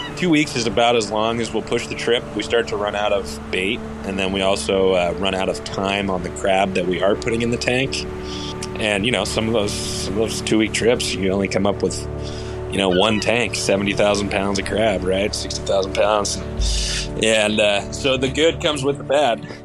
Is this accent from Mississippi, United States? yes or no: no; Seattle, Washington, United States; also born or lived in Edmonds, Washington; I'm from Seattle, Washington, Bree and I live just north of Seattle in a town called Edmonds